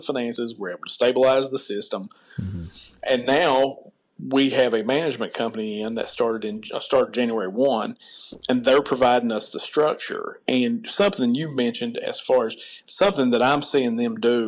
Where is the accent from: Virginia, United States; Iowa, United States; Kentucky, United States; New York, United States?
Kentucky, United States; Martin County; my hometown made me successful. The right. people of Martin County always did business with me